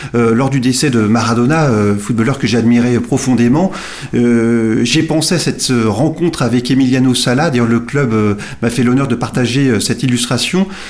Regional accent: Nantes, Pays de la Loire, France; moved away as an adult; now in Somme, France; Je suis natif de Nantes où j'ai vécu jusqu'à mes 29 euh, ans

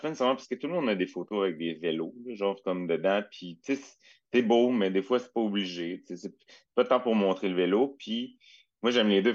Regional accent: Châteauguay, Quebec, Canada; je viens de Châteauguay au départ

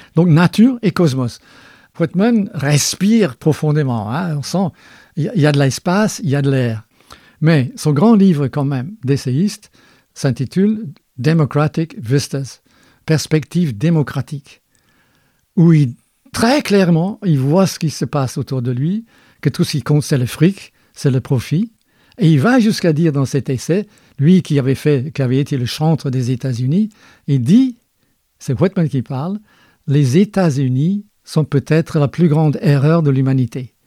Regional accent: Scotland, United Kingdom; moved away; je suis né en Écosse

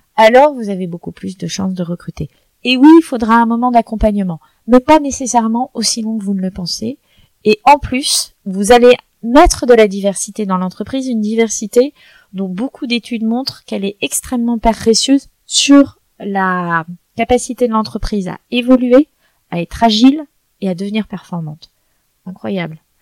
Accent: France; culturellement en tant que Français

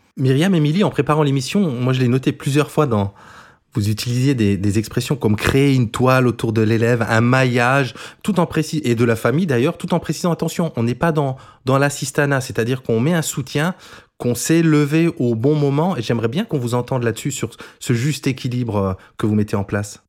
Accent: Moselle, Grand Est, France; accent: mosellan; notre accent mosellan, parce que j'espère que vous ne l'entendez pas trop, mais moi je viens de Moselle

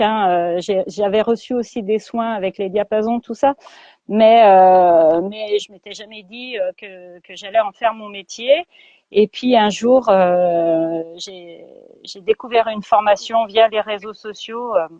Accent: Lyon, Auvergne-Rhône-Alpes, France; je vis dans l'ouest lyonnais voilà, depuis toujours, depuis que je suis petite, je suis née euh, à Lyon et j'ai toujours vécu dans l'Ouest lyonnais

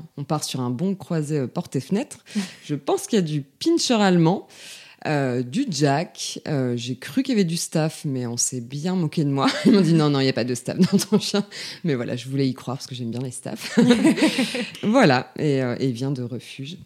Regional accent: Lille, Hauts-de-France, France; moved away as an adult; now in Lyon, France; moi je suis originaire euh, de Lille. J'ai déménagé à Lyon en 2015. Euh, donc voilà, j'ai passé tout, euh, toute mon enfance et mon adolescence dans le Nord.

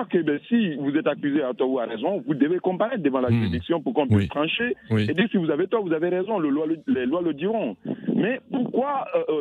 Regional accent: Côte d’Ivoire; Moi, je suis, je suis ivoirien, je suis Djoula

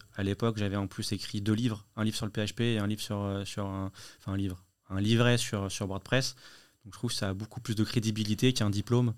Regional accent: Lyon, Auvergne-Rhône-Alpes, France; À Lyon. Moi, je suis lyonnais.

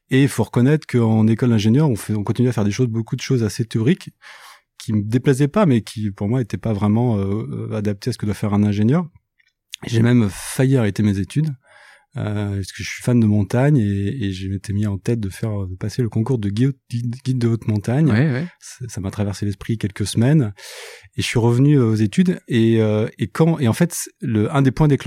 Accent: Brittany, France; moved away as an adult; moi je suis breton.

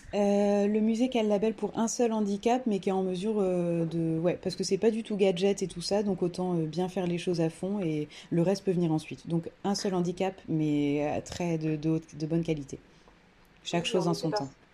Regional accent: Creuse, Nouvelle-Aquitaine, France; now in Toulouse, France; actuellement je suis toulousaine euh, d'adoption depuis un bon moment. Je viens de la Creuse

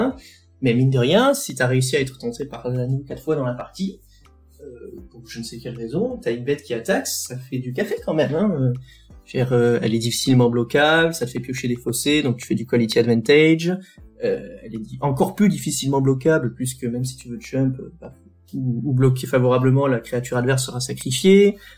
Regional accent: Toulouse, Occitania, France; now in Reims, France; je suis de Toulouse

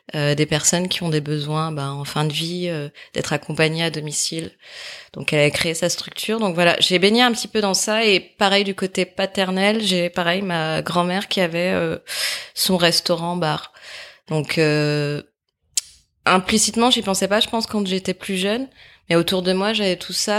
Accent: near Saint-Étienne, Auvergne-Rhône-Alpes, France; moved away as an adult; also born or lived in Lyon; j'ai grandi à côté de Saint-Étienne, euh, où j'ai vécu en famille avec euh, mes parents.

